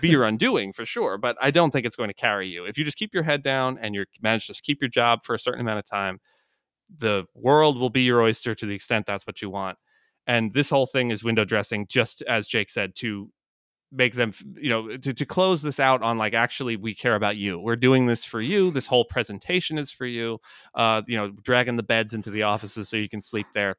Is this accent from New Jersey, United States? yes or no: yes; Jersey Shore, New Jersey, United States; I grew up on the Jersey Shore